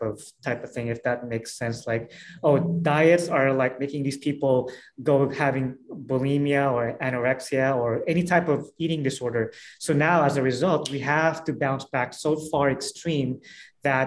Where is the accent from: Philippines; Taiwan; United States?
Philippines; moved away; I'm from Philippines